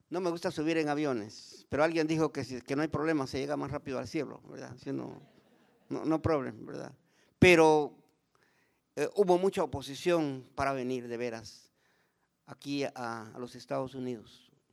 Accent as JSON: {"language": "Spanish", "country": "Guatemala", "said": "Yo sigo siempre con el Ministerio de la Poesía en Guatemala"}